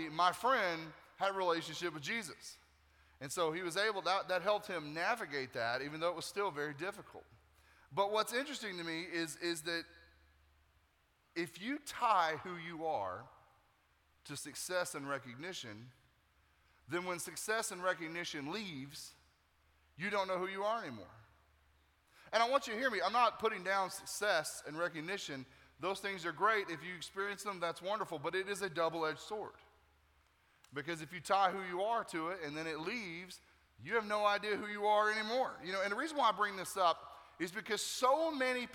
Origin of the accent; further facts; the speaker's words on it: Nashville, Tennessee, United States; now in Tampa, United States; I'm originally from Nashville, Tennessee